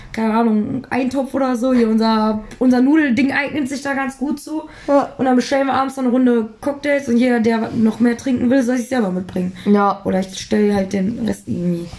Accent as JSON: {"language": "German", "town": "Duisburg", "region": "North Rhine-Westphalia", "country": "Germany", "moved": "yes", "said": "bei uns in Duisburg"}